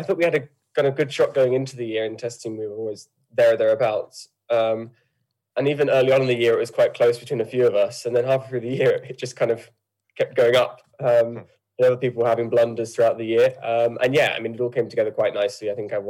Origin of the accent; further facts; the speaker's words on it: United Kingdom; But I would say I'm British. Obviously, I don't have the Irish accent for one. But I've grown up in the UK and lived my whole life here.